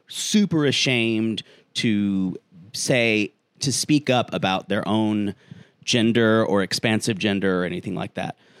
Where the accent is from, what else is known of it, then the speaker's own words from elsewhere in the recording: South Carolina, United States; my home state of South Carolina